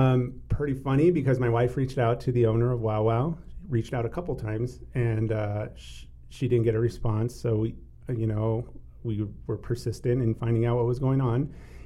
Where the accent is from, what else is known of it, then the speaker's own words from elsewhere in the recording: New Mexico, United States; So born and raised in New Mexico, native New Mexico.